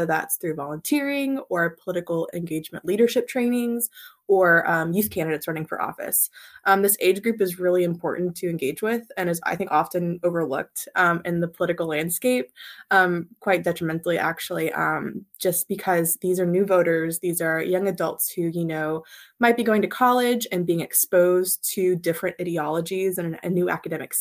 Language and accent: English; Kentucky, United States; moved away as an adult; also born or lived in Alabama / Washington, D.C.; born and raised in Kentucky, grew up on a farm, really love my hometown and my home state